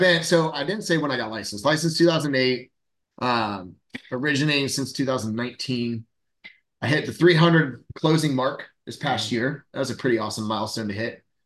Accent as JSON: {"language": "English", "region": "Central Florida", "country": "United States", "tie": "born or raised there", "said": "born and raised in Florida, Central Florida, uh, my whole life."}